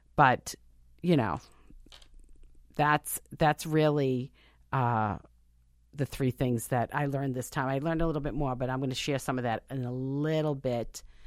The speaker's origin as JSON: {"language": "English", "country": "United States", "said": "I'm an American"}